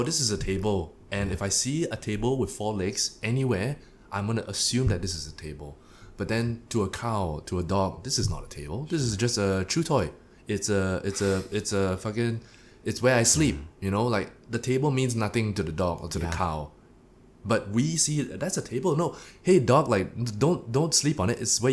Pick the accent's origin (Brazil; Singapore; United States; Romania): Singapore; I am a Singaporean